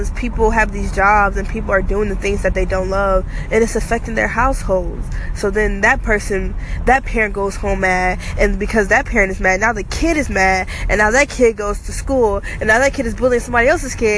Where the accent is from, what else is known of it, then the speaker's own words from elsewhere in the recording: Georgia, United States; I'm from Georgia.